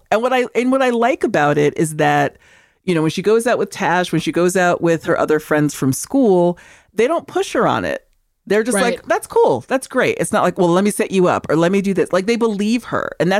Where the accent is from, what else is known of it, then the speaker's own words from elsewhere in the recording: Seville, Andalusia, Spain; Like, I'm from Sevilla, which you guys pronounce as Seville.